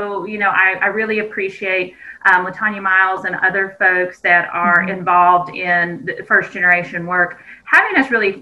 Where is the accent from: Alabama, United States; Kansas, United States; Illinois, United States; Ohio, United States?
Kansas, United States; southeastern; moved away as an adult; My community college has, it's a residential campus, had quite a few different athletic teams. And so we really attracted students from all over the nation to southeastern Kansas